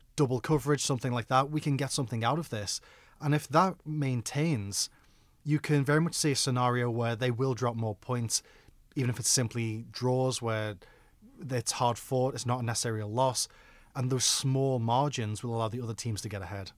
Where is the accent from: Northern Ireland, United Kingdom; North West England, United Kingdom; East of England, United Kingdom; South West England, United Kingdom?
North West England, United Kingdom; Liverpool; I'm from Liverpool